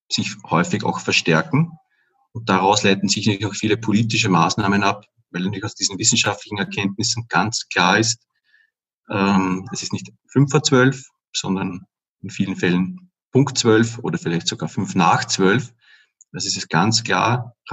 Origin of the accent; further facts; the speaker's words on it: Upper Austria, Austria; now in Vienna, Austria; Ich komme eigentlich aus Oberösterreich, bin halt vor etwa 20 Jahren, eigentlich schon über 20 Jahren nach Wien gezogen und lebe jetzt auch schon seit ziemlich vielen Jahren hier in Währing.